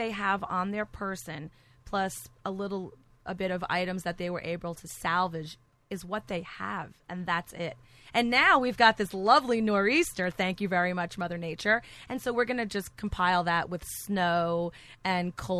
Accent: Cliffside Park, New Jersey, United States; moved away; I grew up in Cliffside Park

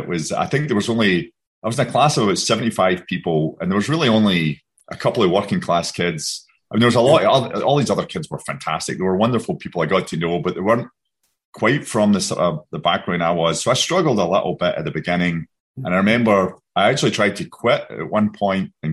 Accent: Glasgow, Scotland, United Kingdom; accent: brogue; moved away as an adult; also born or lived in Southern California; now in United States; I grew up in Scotland, Glasgow.

